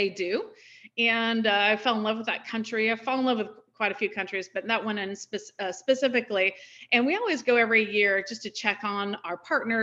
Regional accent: Florida, United States; moved away as an adult; now in New York City, United States; I'm originally from Florida

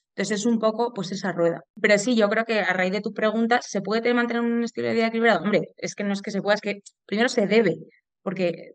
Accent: Madrid, Community of Madrid, Spain; soy de Madrid

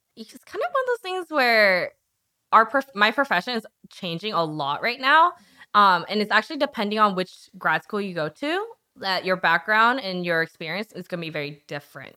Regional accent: Charlottesville, Virginia, United States; also born or lived in Korea / Harrisonburg, Virginia; now in Richmond, United States; I was actually born in Korea, which surprises a lot of people 'cause I'm not very good at Korean. And then I'm lived in Nova for a little bit, and then I moved to Harrisonburg, and then I grew up in Charlottesville.

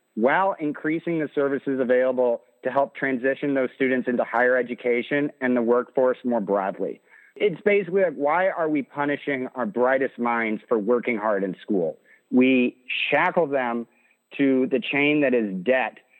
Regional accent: Champaign, Illinois, United States; now in Strasburg, United States; I initially grew up in Champaign

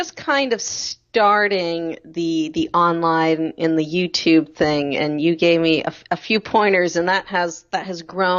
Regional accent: Medford, Massachusetts, United States; Yeah, so I'm from Boston. I was born just north of the city. I grew up in Medford my entire life.

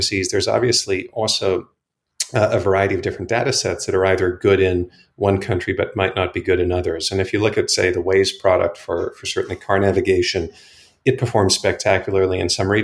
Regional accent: Johannesburg, Gauteng, South Africa; moved away as an adult; now in United States; I grew up in South Africa, as I think you may know, and Chris and I actually went to high school together in Johannesburg

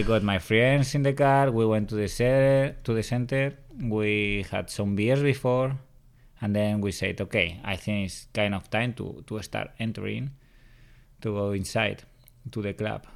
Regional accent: Madrid, Community of Madrid, Spain; first language Spanish; English is a second language; moved away as an adult; also born or lived in New York City; I'm from Madrid, Spain

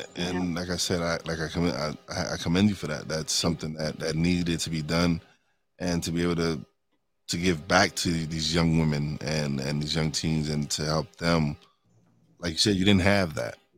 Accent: New York City, New York, United States; moved away as an adult; now in Pocono Mountains, United States; I'm a Brooklyn boy. I was born and raised in New York City

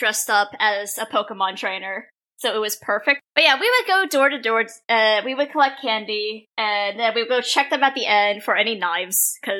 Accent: Pennsylvania, United States; I grew up in Pennsylvania, and if you're from Pennsylvania, you would know that we get some very unpredictable weather up there.

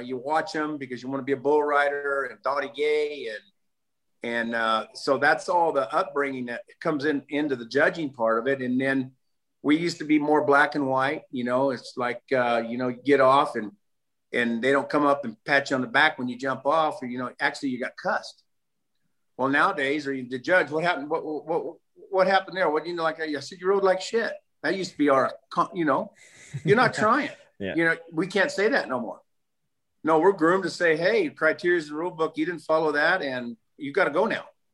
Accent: California, United States; I'm the Californian

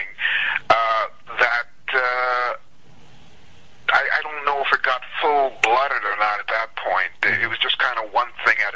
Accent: New York, United States; moved away as an adult; now in Los Angeles, United States; When I was growing up in New York

